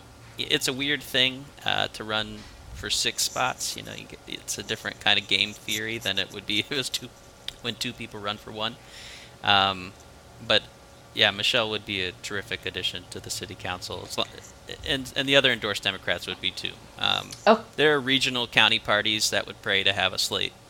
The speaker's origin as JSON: {"language": "English", "town": "Maumee", "region": "Ohio", "country": "United States", "tie": "born or raised there", "also_born_or_lived": "Cleveland", "lives_now": "Toledo, United States", "said": "I grew up in Maumee"}